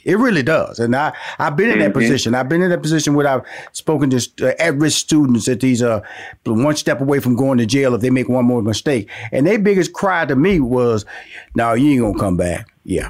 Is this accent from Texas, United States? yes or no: yes; Houston, Texas, United States; now in Atlanta, United States